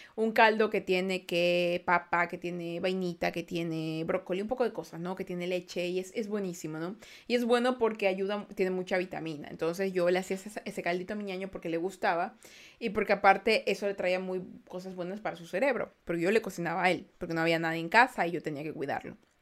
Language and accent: Spanish; Ecuador; Hola, soy de Ecuador